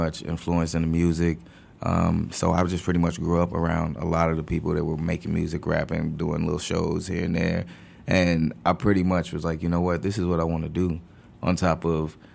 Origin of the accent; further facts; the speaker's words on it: Chicago, Illinois, United States; I'm from Logan Square